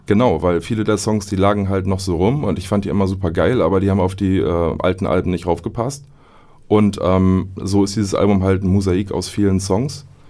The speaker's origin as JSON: {"language": "German", "town": "Oldenburg", "region": "Lower Saxony", "country": "Germany", "said": "quasi als Oldenburger"}